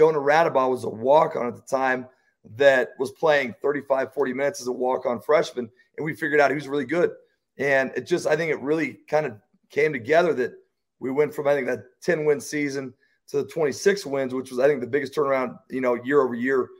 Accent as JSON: {"language": "English", "region": "Colorado", "country": "United States", "moved": "yes", "said": "I'm from Colorado, my wife's from Wyoming, and so I got the chance to go back home with two kids"}